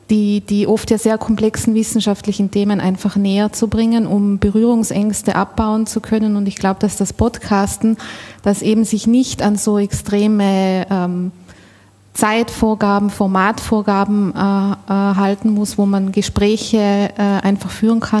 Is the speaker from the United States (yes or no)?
no; Austria; Ich komme aus Österreich. Äh, wohnhaft bin ich in Innsbruck, also mitten aus den Bergen.